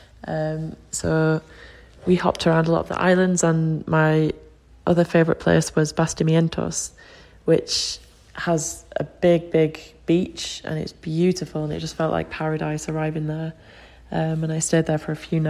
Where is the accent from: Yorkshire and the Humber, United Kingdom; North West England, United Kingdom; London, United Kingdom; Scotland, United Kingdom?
Yorkshire and the Humber, United Kingdom; I'm from Yorkshire in England.